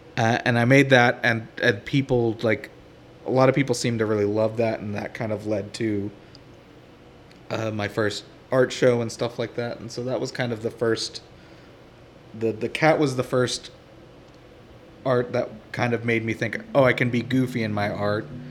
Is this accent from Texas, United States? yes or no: yes; Houston, Texas, United States; growing up in Houston